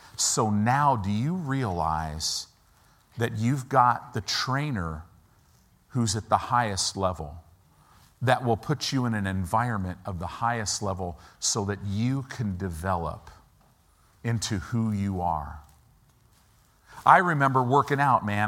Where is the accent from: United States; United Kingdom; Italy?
United States; I'm an American